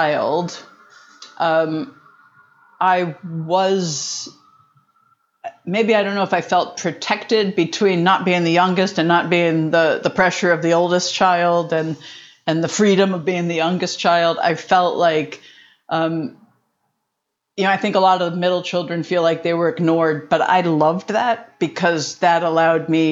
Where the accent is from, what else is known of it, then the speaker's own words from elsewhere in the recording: West Chester, Pennsylvania, United States; I was born in Westchester, Pennsylvania. So a small town outside of Philadelphia